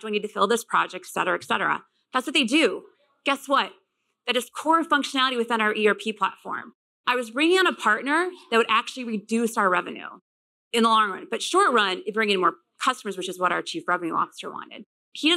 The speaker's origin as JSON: {"language": "English", "region": "Midwest", "country": "United States", "said": "I'm from the Midwest."}